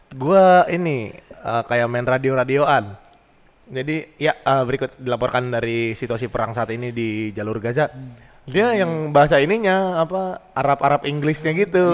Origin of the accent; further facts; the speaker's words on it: Jakarta, Indonesia; Lahirnya di Bambu Apus